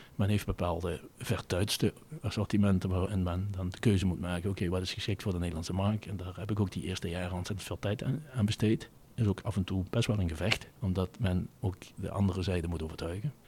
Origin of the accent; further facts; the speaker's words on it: Venlo, Limburg, Netherlands; accent: soft g; ben geboren en getogen in het Venloze land. Dat kan men denk ik ook wel voor een deel aan mijn zachte gij horen